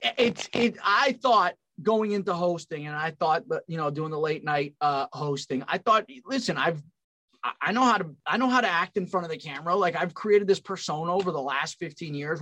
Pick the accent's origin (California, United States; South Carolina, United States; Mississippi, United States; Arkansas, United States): California, United States; moved away as an adult; also born or lived in Long Island, New York / Pennsylvania; I'm from California